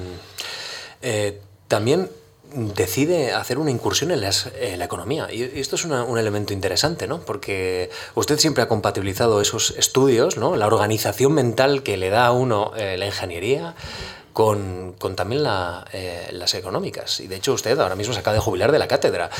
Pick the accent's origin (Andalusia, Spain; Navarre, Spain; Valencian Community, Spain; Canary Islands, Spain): Navarre, Spain; yo soy de Navarra